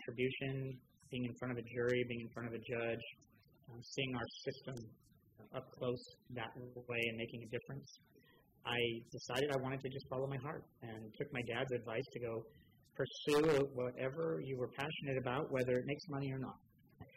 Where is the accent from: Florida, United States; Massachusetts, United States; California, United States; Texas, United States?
California, United States; St. Helena; moved away as an adult; also born or lived in Los Angeles; born and raised in St. Helena, Napa County, over the hill. Grew up in that small town